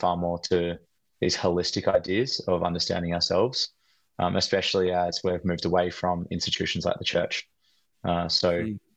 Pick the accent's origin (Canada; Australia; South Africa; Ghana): Australia; we're Australian men